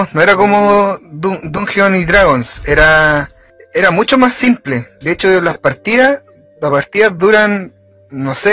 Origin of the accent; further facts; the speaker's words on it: Chile; Somos de Chile.